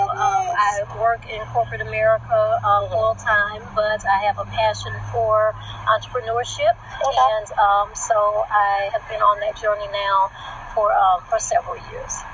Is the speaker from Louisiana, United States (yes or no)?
yes; New Orleans, Louisiana, United States; moved away as an adult; also born or lived in Baton Rouge, Louisiana; now in North Carolina, United States; I am originally from Baton Rouge, Louisiana, where I was born. Okay. Um, moved to New Orleans with my mom and my sister when I was about three years old, and um, so I lived there until I graduated from high school.